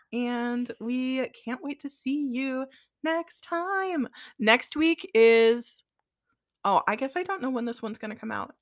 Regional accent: Midwest, United States; we're from the Midwest

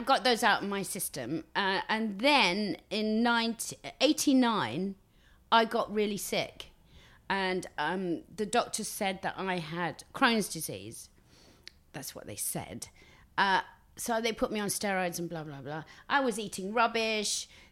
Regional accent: Basildon, East of England, United Kingdom; also born or lived in Billericay / Benfleet; born in Billericay, uh, raised till nine in Basildon

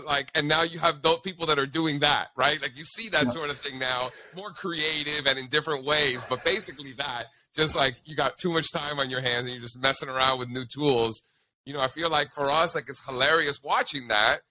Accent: Miami, Florida, United States; also born or lived in Fairfield, Connecticut / New York City; now in Eastern Pennsylvania, United States; I grew up in Miami

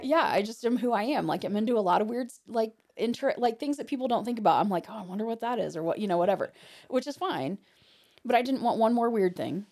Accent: Hartford City, Indiana, United States; I'm from Hartford City

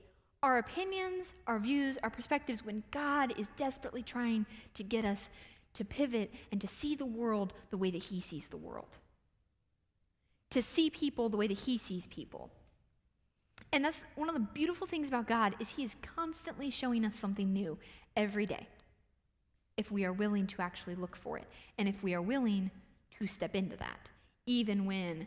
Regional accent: Ohio, United States; I was raised in Ohio

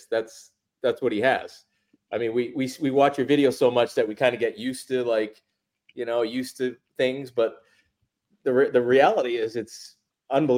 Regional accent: Massachusetts, United States; growing up in Massachusetts

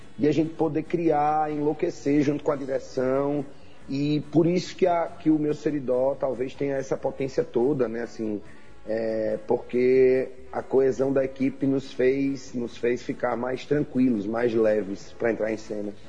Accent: Mossoró, Rio Grande do Norte, Brazil; now in Natal, Brazil; eu sou de Mossoró. Eu nasci no Oeste Potiguar. Sou de Mossoró. E moro aqui em Natal

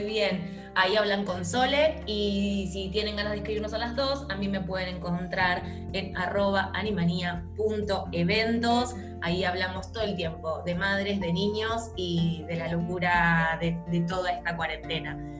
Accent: Argentina; Nosotras somos de Argentina

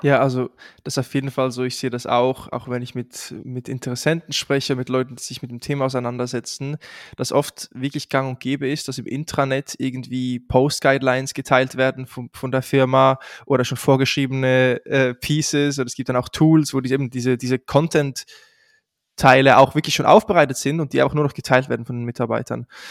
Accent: Switzerland; accent: Swiss; moved away; ich komme ursprünglich aus der Schweiz, das hört man wahrscheinlich auch relativ schnell heraus, wenn ich spreche

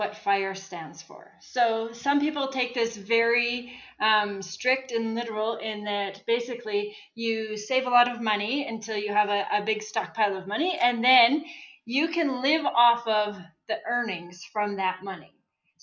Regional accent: Saskatchewan, Canada; moved away as an adult; now in Calgary, Canada; So I grew up in Saskatchewan. I moved to Calgary

